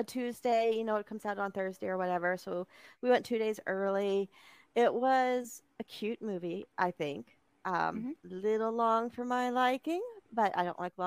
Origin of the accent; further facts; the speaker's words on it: California, United States; I grew up in California